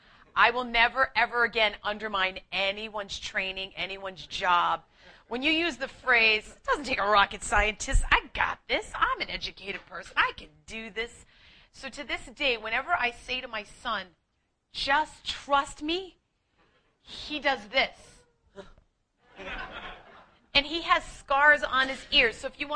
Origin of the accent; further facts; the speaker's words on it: Boston, Massachusetts, United States; accent: Boston; moved away; I'm just an Irish Catholic girl from Boston who's way too proud to share that, but I will. I'm wicked smart. That's right. I am a wicked smart girl who packs the car. But I've lost a lot of my accent so that you can understand me